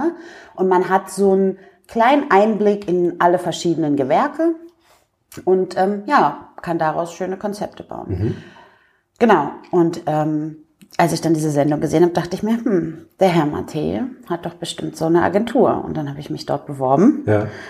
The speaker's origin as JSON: {"language": "German", "area": "near Hanover", "region": "Lower Saxony", "country": "Germany", "also_born_or_lived": "England", "moved": "as an adult", "lives_now": "Dresden, Germany", "said": "Ich komme ja ursprünglich aus der Nähe von Hannover"}